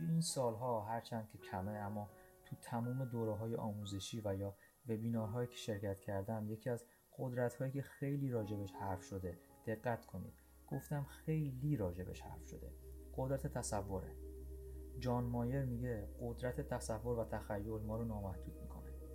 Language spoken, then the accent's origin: Persian; Iran; moved away; زمانی که در ایران بچه بودم و ساز می زدم